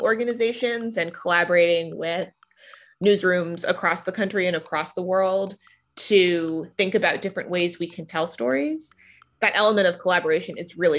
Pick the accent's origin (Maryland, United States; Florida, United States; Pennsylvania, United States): Maryland, United States; Silver Spring; I hail from just outside Washington, D.C. I'm from Silver Spring, Maryland, and read the City Paper in high school.